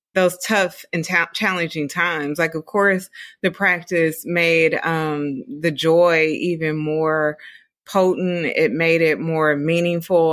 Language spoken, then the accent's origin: English; Dayton, Ohio, United States; moved away as an adult; I'm from Dayton, Ohio.